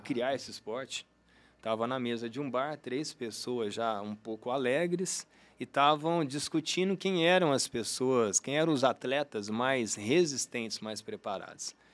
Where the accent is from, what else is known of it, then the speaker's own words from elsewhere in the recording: Uberlândia, Minas Gerais, Brazil; eu sou de Uberlândia, né? Nascido e criado aqui